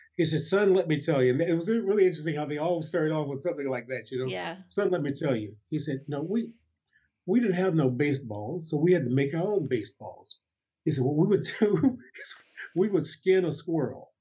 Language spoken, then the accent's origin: English; Detroit, Michigan, United States; also born or lived in Montgomery, Alabama / Chicago; when I was nine, the family then moved to Detroit